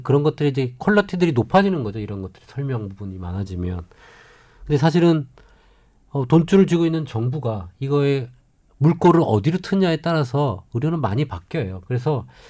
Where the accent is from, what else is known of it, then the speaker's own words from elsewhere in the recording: Namhae, South Gyeongsang, South Korea; 저희가 지금 사실 고향이 경상남도 남해거든요